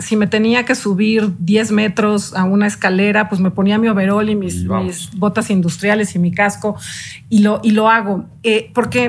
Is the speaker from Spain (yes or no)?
no; Mexico; yo soy una mexicana de hueso colorado, creo en este país